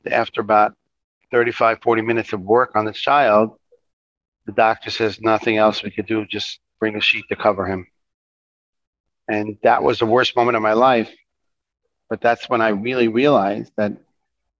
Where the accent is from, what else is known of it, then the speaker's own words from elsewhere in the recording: Jerusalem, Jerusalem District, Israel; I grew up in Jerusalem